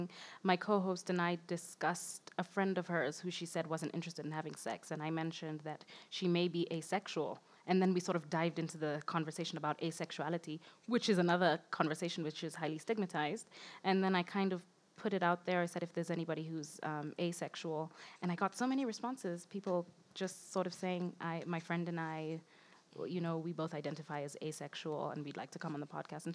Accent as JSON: {"language": "English", "country": "Kenya", "said": "we have as Kenyan families"}